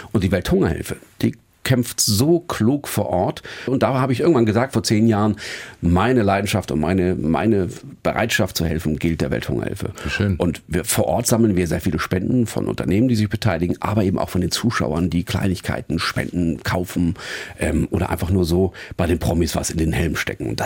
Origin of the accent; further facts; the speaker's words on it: Northern Germany, Germany; Und als Norddeutscher kriegt man es ja auch oft genug von oben